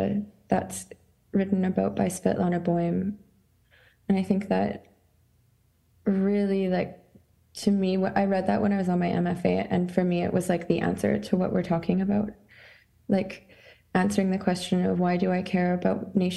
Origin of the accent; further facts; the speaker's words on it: Saskatchewan, Canada; moved away as an adult; also born or lived in Montreal, Canada; now in Scotland, United Kingdom; I consider myself Ukrainian, but born in Saskatchewan on Treaty 4 territory, based in Scotland.